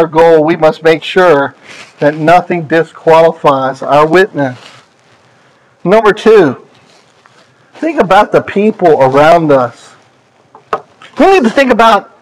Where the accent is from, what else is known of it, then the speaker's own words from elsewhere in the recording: just south of York, Pennsylvania, United States; moved away; also born or lived in Maryland; I grew up just south of York, Pennsylvania. So we're Pennsylvanians